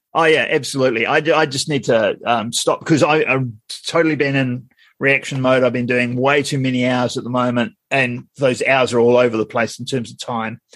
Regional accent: Wellington, New Zealand; I'm from Wellington

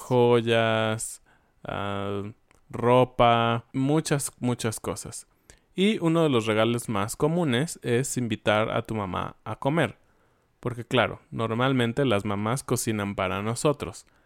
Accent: Mexico; nosotros, como mexicanos

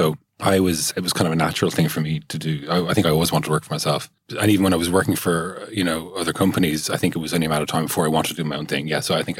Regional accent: Dublin, Leinster, Ireland; Yeah, I grew up in Glenageary in South Dublin. I'm the youngest of 4 boys

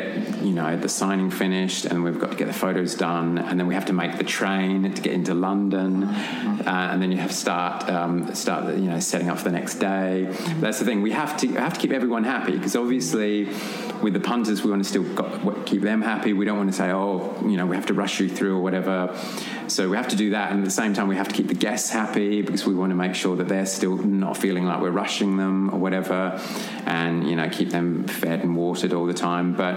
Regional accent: Australia; I'm Australian, so obviously growing up in Australia, watching Prisoner

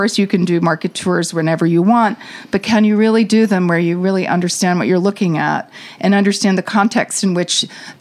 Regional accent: Savannah, Georgia, United States; now in New York City, United States; I was born in Savannah, Georgia, so I actually come from a regional part of the United States

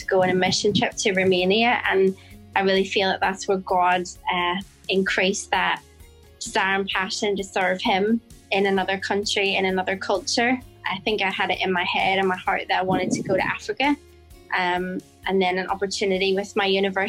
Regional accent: Bangor, Northern Ireland, United Kingdom; moved away as an adult; now in Phnom Penh, Cambodia; I'm from Northern Ireland, and I grew up in a little town called Bangor by the seaside

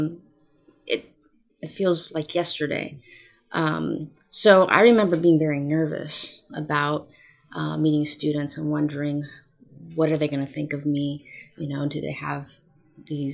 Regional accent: Oxnard, California, United States; moved away as an adult; also born or lived in San Luis Obispo / Santa Clara; my hometown of Oxnard

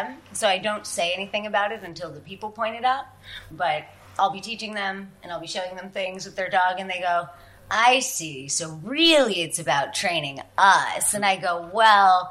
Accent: New York City, New York, United States; growing up in New York City, you don't have a lot of access to animals.

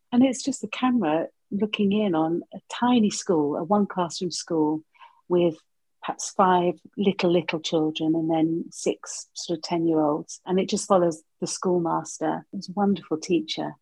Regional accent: Hertfordshire, East of England, United Kingdom; In Hertfordshire, in a small town, large village

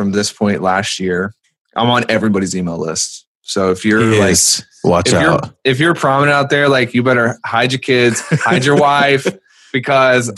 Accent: North Carolina, United States; I'm from North Carolina

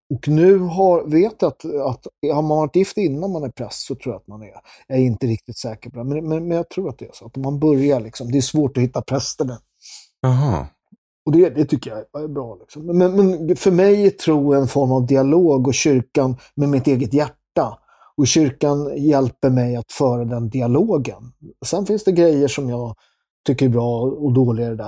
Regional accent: Sweden; Jag är från Sverige.

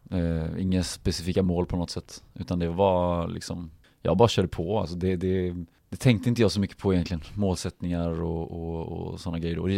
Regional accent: Stavanger, Rogaland, Norway; also born or lived in Norrköping, Sweden; Jag är född i Norrköping, flyttade 94 till ehm, Stavanger. Där egentligen hela eh, fotbollsäventyret egentligen började då, men, men inte på riktigt allvar då eftersom man var så pass ung.

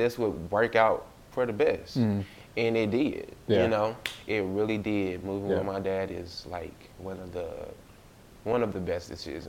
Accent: Port Gibson, Mississippi, United States; also born or lived in Natchez, Mississippi; I'm originally from, I was raised in Port Gibson, mm-hmm. where Alcorn is.

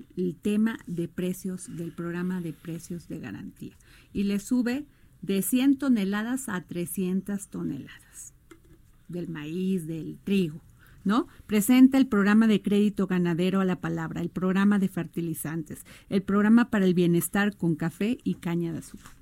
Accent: Veracruz, Mexico; mi pueblo Veracruz

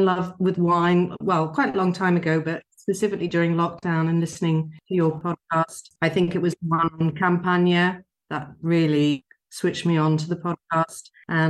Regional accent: London, United Kingdom; now in Monmouth, United Kingdom; Well, I'm joining you today from Monmouth, which is in Wales, although I'm from London originally.

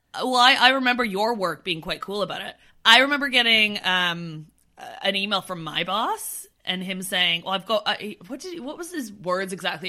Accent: Canada; now in London, United Kingdom; We're both from Canada, but now we live on complete opposite ends of the world

